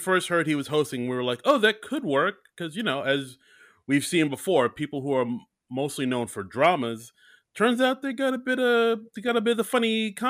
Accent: New York, United States; I'm from New York, guys. I don't know if I've mentioned it, but I'm very cosmopolitan.

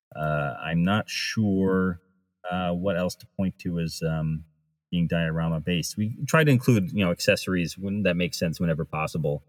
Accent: New England, United States; I grew up near Rhode Island

